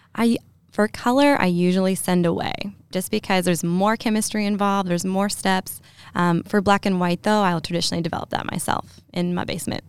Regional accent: Lexington, Kentucky, United States; I'm from Lexington. I grew up here

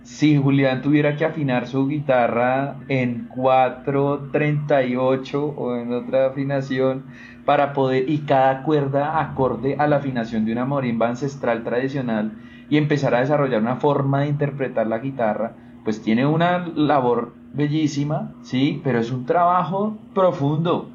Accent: Ibagué, Tolima, Colombia; now in Bogotá, Colombia; Yo soy de Ibagué, entonces en realidad mi historia musical en Ibagué es de músico empírico y luego vengo acá

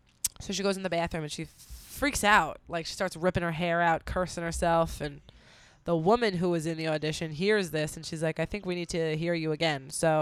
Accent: United Kingdom; So glad to be here. As a British woman.

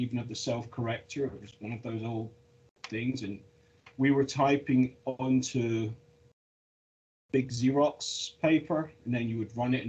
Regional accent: Scotland, United Kingdom; also born or lived in London; I'm Scottish

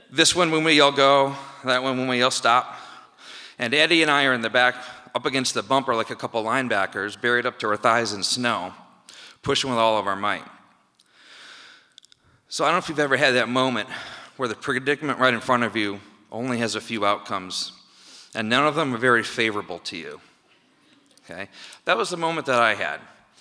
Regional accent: Midland, Michigan, United States; We were growing up in Midland, Michigan

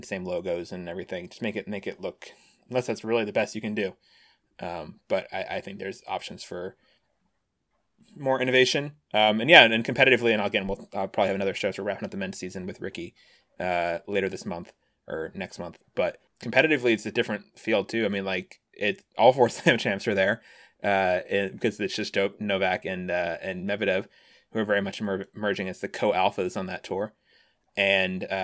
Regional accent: United States; as an American for years

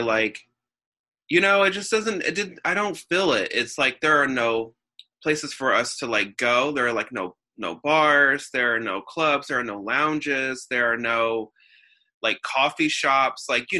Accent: St. Louis, Missouri, United States; growing up in the St. Louis area and like literally like having, you know, zip code 314 and 618 zip codes sort of thing

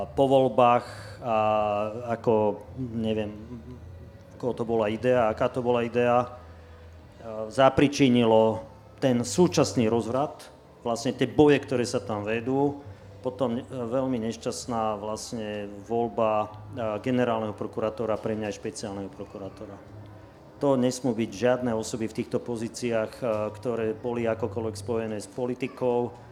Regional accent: Slovakia; aj my sme Slováci, ktorí tu sedíme

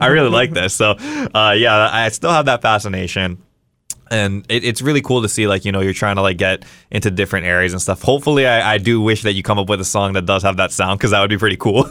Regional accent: Las Vegas, Nevada, United States; when I was growing up in Vegas

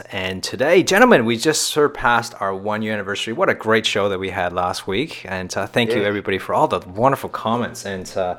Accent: Toronto, Ontario, Canada; now in Australia; a fellow Canadian, Dean Dwyer from Canada, Toronto, Canada, from my hometown.

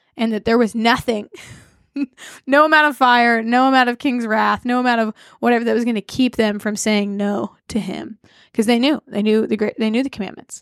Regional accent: United States; as an American, have to recognize that a lot of my formation is due to America

